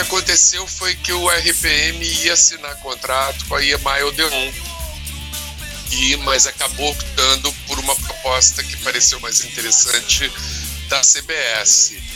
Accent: Rio de Janeiro, Brazil; now in São Paulo, Brazil; quando eu era garoto, mas lá no Rio de Janeiro, aqui em São Paulo

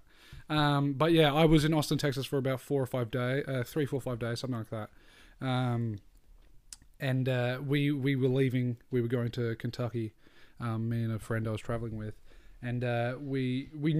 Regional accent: Australia; we're Australian

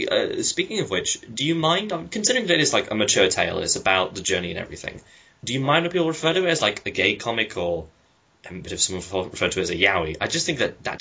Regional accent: United Kingdom; as a British guy

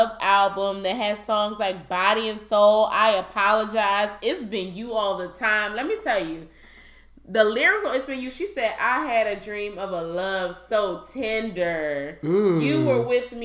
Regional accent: Philadelphia, Pennsylvania, United States; born or raised there

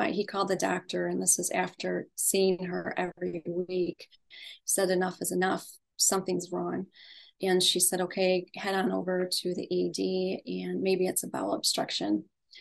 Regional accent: Western New York, United States; I grew up in Western New York in the US

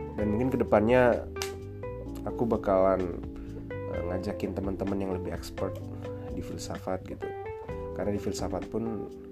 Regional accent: Lombok, West Nusa Tenggara, Indonesia; aku uh, aslinya dari Lombok

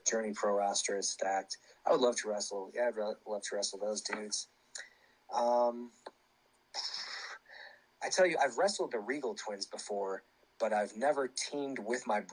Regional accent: St. Louis, Missouri, United States; moved away; we were in St. Louis, which is cool for me because that's my hometown originally

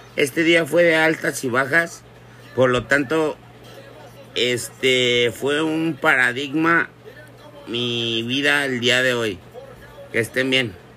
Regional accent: Jalisco, Mexico; Yo soy de Jalisco

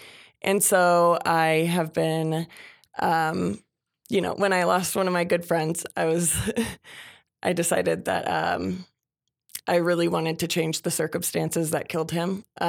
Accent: Minnesota, United States; I'm from Minnesota. I have lived everywhere

